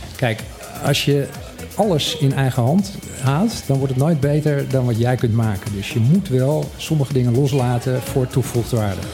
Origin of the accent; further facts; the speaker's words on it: Curaçao; now in Bonaire; ik ben opgegroeid op Curaçao